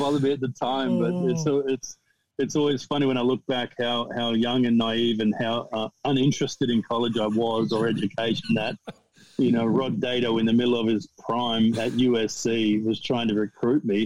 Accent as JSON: {"language": "English", "country": "Australia", "tie": "born or raised there", "also_born_or_lived": "United States", "moved": "as an adult", "said": "growing up in Australia"}